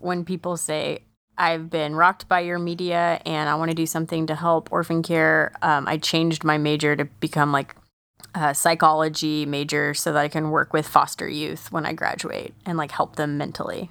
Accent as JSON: {"language": "English", "country": "United States", "said": "I'm an American"}